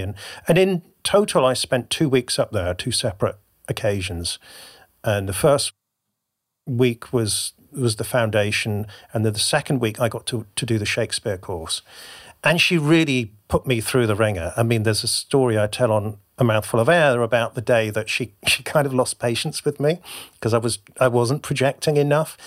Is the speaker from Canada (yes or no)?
no; Devon, South West England, United Kingdom; now in Bristol, United Kingdom; I currently live in Bristol, which is actually the big city compared to where I grew up, in rural Devon.